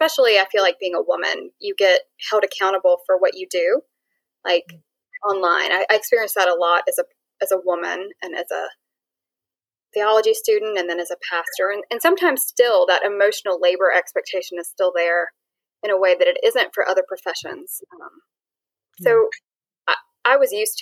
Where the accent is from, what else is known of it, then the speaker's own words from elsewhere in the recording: Raleigh, North Carolina, United States; I grew up and stayed in the Raleigh, North Carolina area.